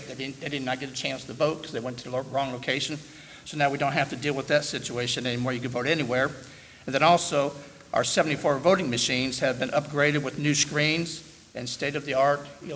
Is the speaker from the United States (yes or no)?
yes; Decatur, Indiana, United States; I was born and raised in Decatur, and graduated from Belmont back in 77.